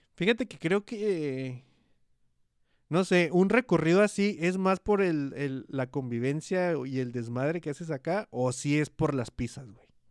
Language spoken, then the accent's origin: Spanish; Hidalgo del Parral, Chihuahua, Mexico; Parral, que es la ciudad donde yo nací.